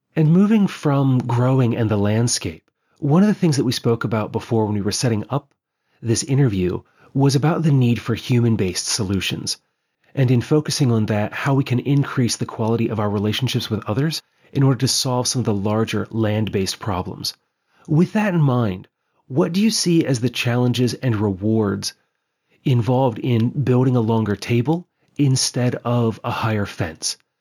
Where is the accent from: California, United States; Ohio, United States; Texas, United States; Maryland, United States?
Maryland, United States; Western; now in Pennsylvania, United States; where I grew up in Western Maryland, we have a lot of limestone outcrops